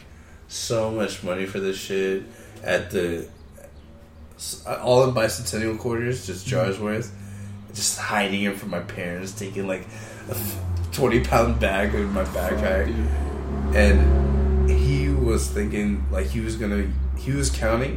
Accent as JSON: {"language": "English", "country": "United States", "said": "American. I'm definitely American"}